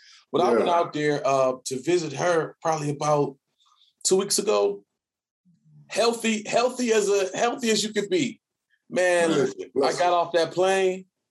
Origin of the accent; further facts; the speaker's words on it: Detroit, Michigan, United States; moved away; I'm from Detroit